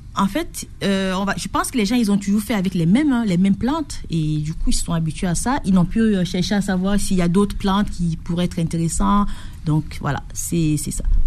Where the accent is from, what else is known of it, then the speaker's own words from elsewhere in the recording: Batouri, East, Cameroon; moved away; j'ai vécu à l'est du Cameroun, à Batouri et c'est une un petit village où les plantes sont traditionnellement utilisées